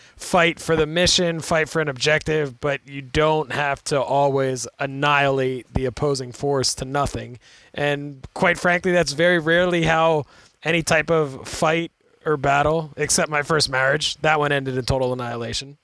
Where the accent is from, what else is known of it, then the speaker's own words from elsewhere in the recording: United States; growing up in America